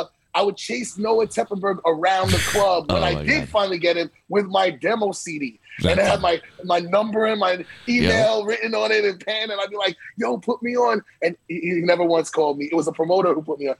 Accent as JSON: {"language": "English", "town": "New York City", "region": "New York", "country": "United States", "tie": "born or raised there", "said": "growing up in Harlem, in the 80s"}